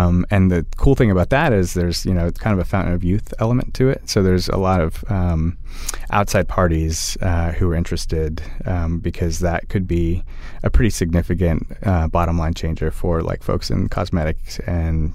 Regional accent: Austin, Texas, United States; growing up in Austin and just having people around me

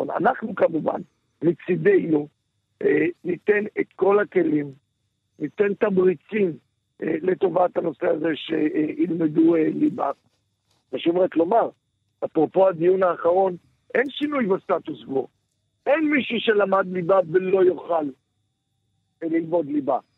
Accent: Holon, Tel Aviv District, Israel; כן, גדלתי בחולון.

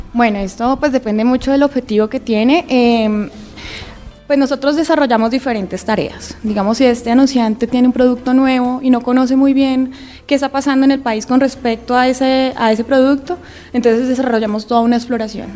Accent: Colombia; somos colombianos

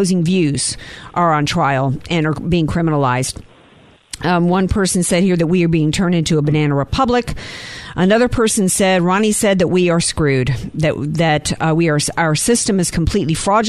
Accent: the South, United States; I come from the South. We Southerners

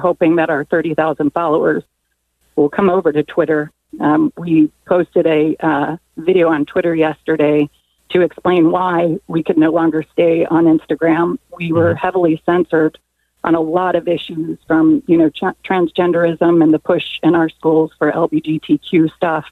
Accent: Cincinnati, Ohio, United States; now in California, United States; I'm originally from Cincinnati, Ohio

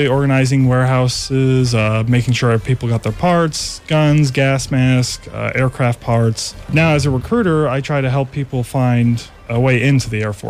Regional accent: Bellevue, Nebraska, United States; moved away; I'm originally from Bellevue, Nebraska

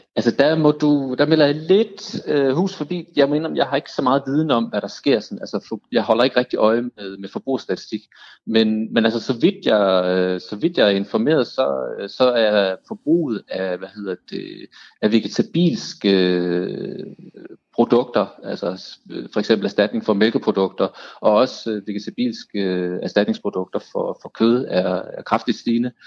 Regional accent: Denmark; vi som danskere

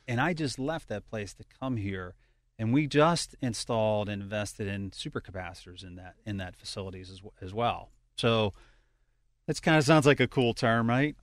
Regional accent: Pittsburgh, Pennsylvania, United States; moved away as an adult; also born or lived in Baltimore; now in Cranberry Township, United States; I'm actually a hometown product here. Uh, I was born and raised in Carrick

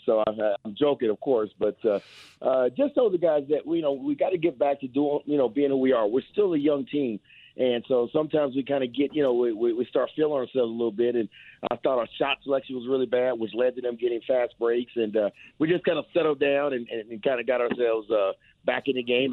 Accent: Ohio, United States; moved away; I'm from Ohio

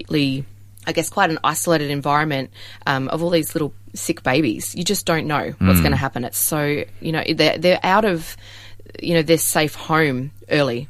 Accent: Melbourne, Victoria, Australia; also born or lived in Adelaide, Australia; we moved from Adelaide into Melbourne. And I had my high school years in Melbourne.

